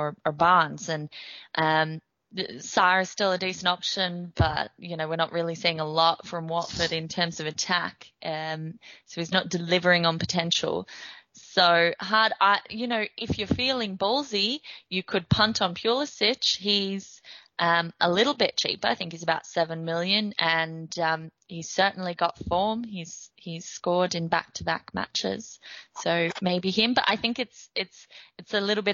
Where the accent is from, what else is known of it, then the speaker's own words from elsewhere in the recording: Australia; I'm from Australia